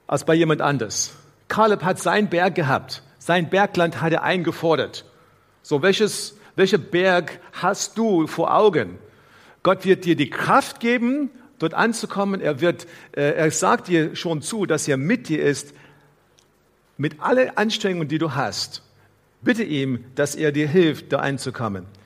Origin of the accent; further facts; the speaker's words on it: South Africa; Hier in unserer Versammlung heute gibt es Menschen aus verschiedenen Ländern. Ich bin in Südafrika aufgewachsen und so weiter.